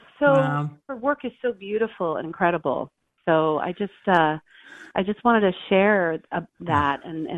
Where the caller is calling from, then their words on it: Los Angeles, California, United States; from Los Angeles. How are you guys?